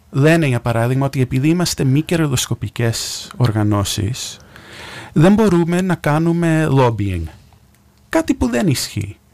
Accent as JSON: {"language": "Greek", "region": "New York", "country": "United States", "tie": "born or raised there", "moved": "as an adult", "lives_now": "Greece", "said": "Έχω γεννηθεί στη Νέα Υόρκη, εκεί μεγάλωσα."}